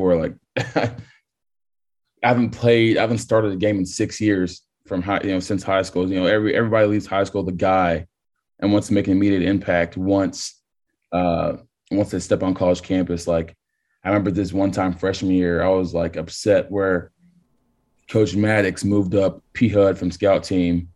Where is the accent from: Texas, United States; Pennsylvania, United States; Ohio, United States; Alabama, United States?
Texas, United States; I'm born and raised in Texas